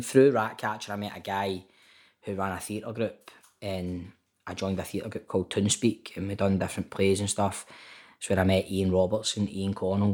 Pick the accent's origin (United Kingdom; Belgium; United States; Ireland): United Kingdom; Glasgow, Scotland; also born or lived in Tollcross; grew up in Toll Cross, then moved to Carntyne and basically grew up in Carntyne